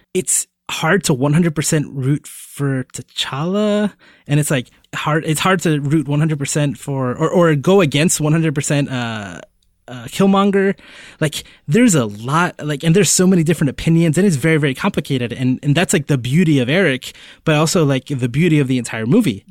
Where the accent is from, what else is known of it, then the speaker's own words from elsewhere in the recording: Puerto Rico; I was born in Puerto Rico